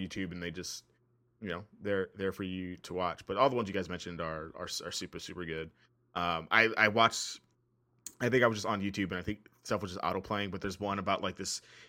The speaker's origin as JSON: {"language": "English", "town": "El Paso", "region": "Texas", "country": "United States", "tie": "born or raised there", "said": "I grew up in El Paso."}